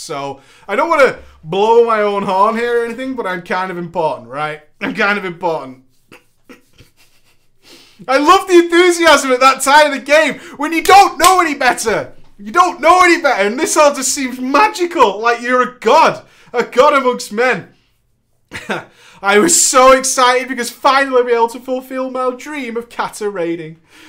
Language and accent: English; Eastern Canada, Canada; I was an hour ahead because I'm from East Canada.